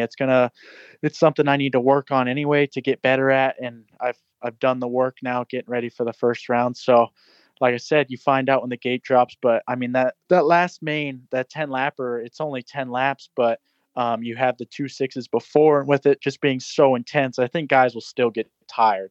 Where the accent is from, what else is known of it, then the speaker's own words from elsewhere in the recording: Florida, United States; I'm originally from Florida, and I've been on the East Coast for my whole life